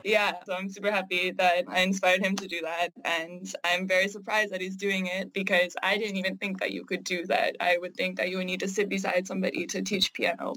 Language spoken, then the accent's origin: English; Canada; I am Canadian